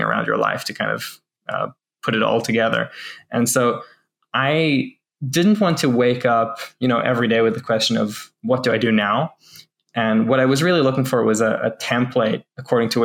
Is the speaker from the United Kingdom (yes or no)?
no; New Zealand; now in Israel; I'm Israeli, born in Israel, and I went back to Israel as an adult after growing up in New Zealand